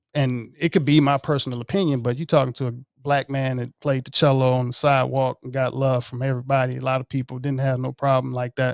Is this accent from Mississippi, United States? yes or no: yes; Jackson, Mississippi, United States; moved away; also born or lived in Marietta, Georgia; I grew up playing cello in West Jackson